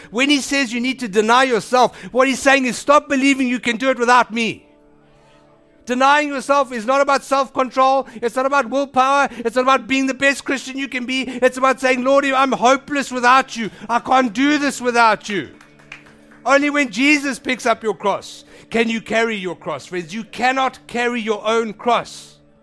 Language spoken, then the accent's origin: English; South Africa; I'm South African